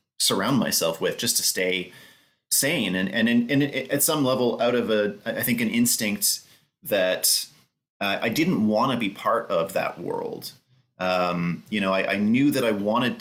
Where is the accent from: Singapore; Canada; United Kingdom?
Canada; Winnipeg, Manitoba; I grew up just being hammered with Canadian mythology and the idea that I had a Canadian identity